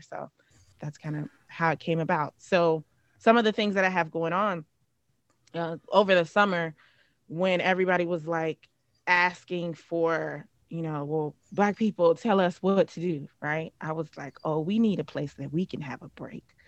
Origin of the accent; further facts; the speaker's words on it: Cincinnati, Ohio, United States; moved away; also born or lived in New Orleans / Atlanta; I'm from Cincinnati, Ohio, um, born and raised